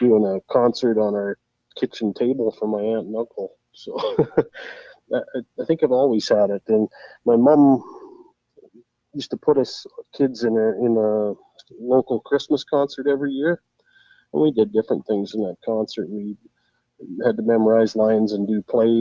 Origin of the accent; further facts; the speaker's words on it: Hines Creek, Alberta, Canada; I was born and raised in Hinds Creek, Alberta, and living here ever since.